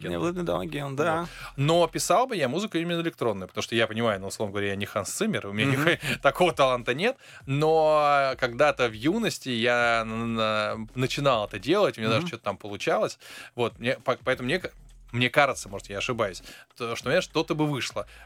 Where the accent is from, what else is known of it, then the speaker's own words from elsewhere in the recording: Saint Petersburg, Russia; born there; я тоже родился